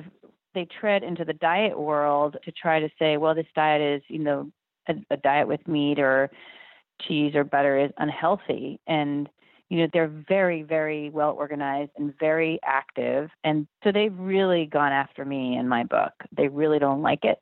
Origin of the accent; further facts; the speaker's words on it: Berkeley, California, United States; I'm from Berkeley, California